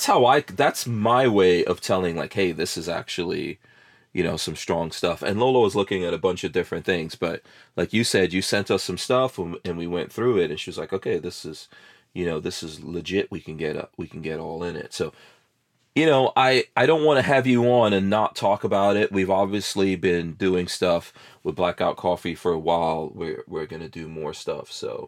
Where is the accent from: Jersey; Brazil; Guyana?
Guyana; born there; Even where I was born in Guyana, there's a lot of gold coming out of there.